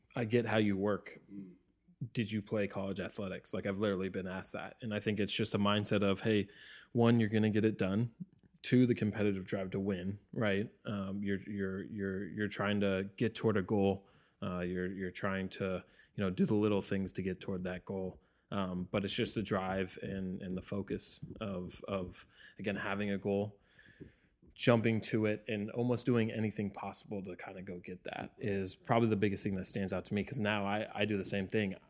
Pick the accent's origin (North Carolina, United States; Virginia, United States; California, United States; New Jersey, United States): California, United States; Bay Area; growing up in the Bay Area